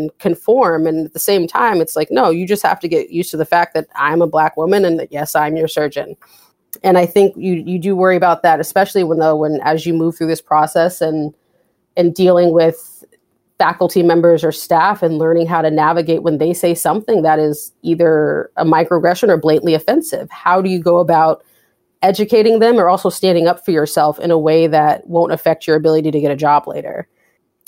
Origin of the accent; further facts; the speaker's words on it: West Coast, United States; also born or lived in California; now in Boston, United States; I'm from the West Coast